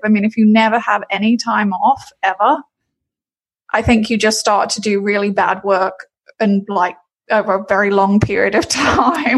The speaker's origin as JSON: {"language": "English", "region": "London", "country": "United Kingdom", "moved": "as an adult", "lives_now": "Orlando, United States", "said": "I'm originally from London, England, but I've been in Florida a long time"}